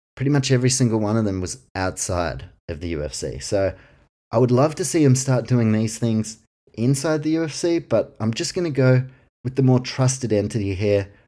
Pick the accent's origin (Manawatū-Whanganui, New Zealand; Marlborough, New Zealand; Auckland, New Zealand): Auckland, New Zealand; my hometown, representing Auckland, New Zealand